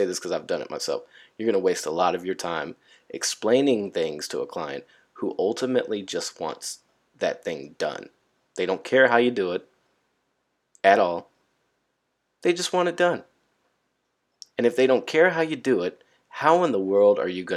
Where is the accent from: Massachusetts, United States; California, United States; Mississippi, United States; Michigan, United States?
California, United States; moved away; I'm from Cali. You know, all we had to deal with was earthquakes and hippies